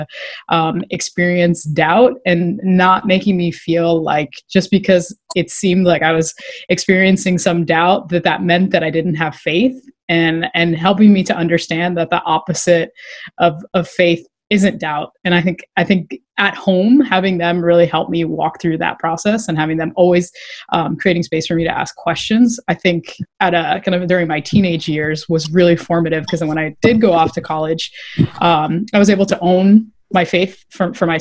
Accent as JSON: {"language": "English", "region": "Florida", "country": "United States", "tie": "born or raised there", "also_born_or_lived": "Boston", "moved": "as an adult", "said": "I grew up in Florida, and then I moved to Boston to come to law school at Northeastern"}